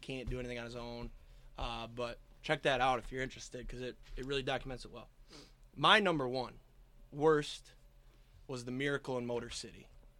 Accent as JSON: {"language": "English", "area": "near East Lansing", "region": "Michigan", "country": "United States", "tie": "born or raised there", "said": "I grew up near East Lansing"}